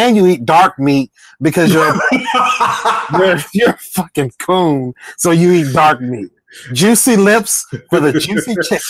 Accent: Jacksonville, Florida, United States; I'm from Jacksonville, Florida.

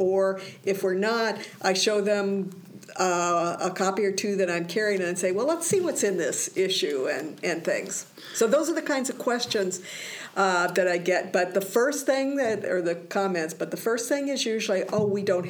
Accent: Iowa, United States; now in Maine, United States; growing up in Iowa, we didn't hear people saying things like that.

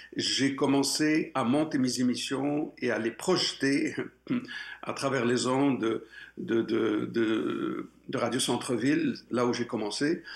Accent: Morocco; moved away as an adult; now in Quebec, Canada; je suis né au Maroc et jusqu'à l'âge de 22 ans, j'étais j'étais bien chez moi

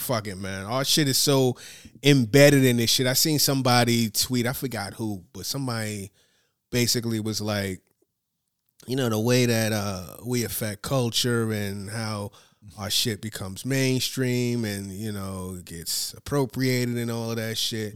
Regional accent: United States; as an American

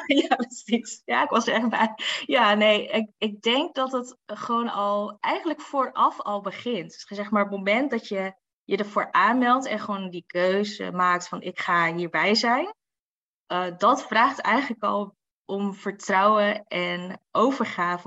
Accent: Assen, Drenthe, Netherlands; ik kom gewoon natuurlijk uit Assen.

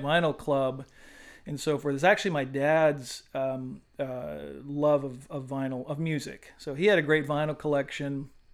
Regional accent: Oahu, Hawaii, United States; moved away as an adult; now in Beaufort, United States; I'm originally from Hawaii.

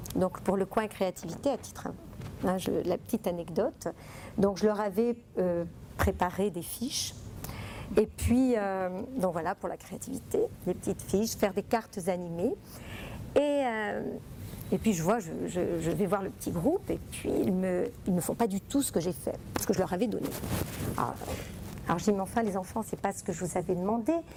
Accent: Italy; now in France; moi je viens d'Italie

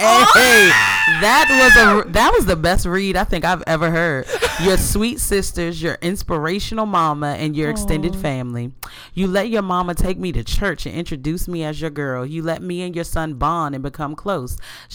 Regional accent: London, United Kingdom; I'm a black girl that was born and raised in South London, UK.

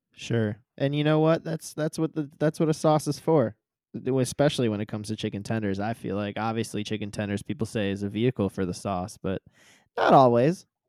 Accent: Midwest, United States; also born or lived in southern Indiana; I grew up in the Midwest and I went to school in, in southern Indiana

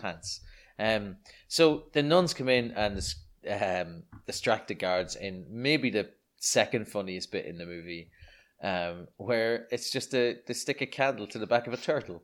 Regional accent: Ireland; growing up in Ireland in the, in the seventies, sorry, the seventies, I was born in nineteen eighty-one, but in the eighties and nineties

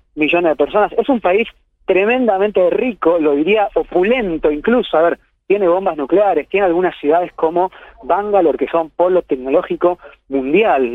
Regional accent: Argentina; moved away as an adult; now in Kerala, India; soy argentino y acá más que en ningún otro lugar se abren todas las puertas

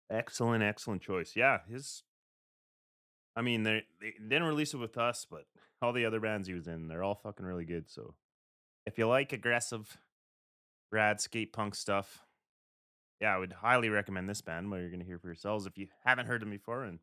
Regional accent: West, Canada; So we're we're the Canadian guys over in the West.

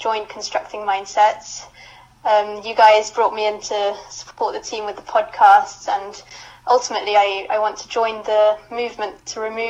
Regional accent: Mauritius; moved away as an adult; also born or lived in Loughborough, United Kingdom; now in United Kingdom; I'm originally from Mauritius. I moved to the UK for university, where I went to Loughborough Uni.

